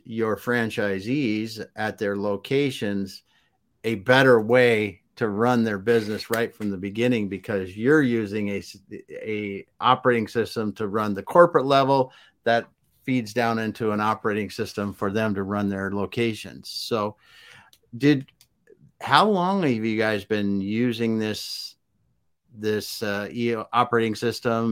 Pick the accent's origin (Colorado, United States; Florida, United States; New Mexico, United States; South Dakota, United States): South Dakota, United States; I grew up in the Midwest in South Dakota on a farm